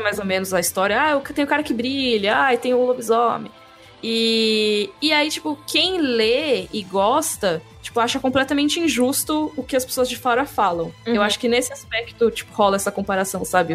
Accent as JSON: {"language": "Portuguese", "region": "São Paulo", "country": "Brazil", "tie": "born or raised there", "said": "Eu cresci em São Paulo"}